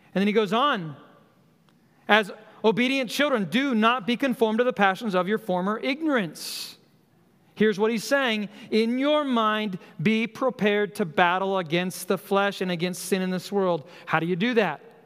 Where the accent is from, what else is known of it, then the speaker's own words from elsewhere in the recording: Colorado, United States; moved away; I grew up in Colorado